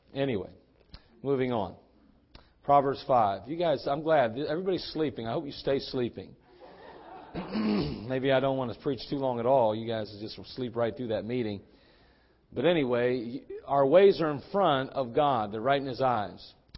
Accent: West Virginia, United States; accent: West Virginia; my West Virginia accent

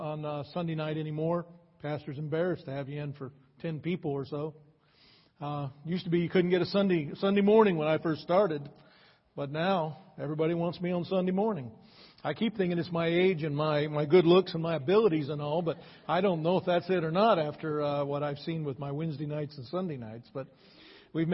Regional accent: Akron, Ohio, United States; moved away as an adult; also born or lived in California; I grew up in Akron.

